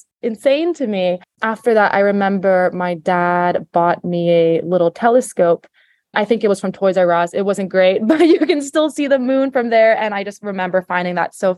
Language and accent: English; Singapore; moved away as an adult; also born or lived in New York City, United States / Los Angeles, United States / Florida, United States; I was born in Singapore. I lived here my whole life until I went to college back in the US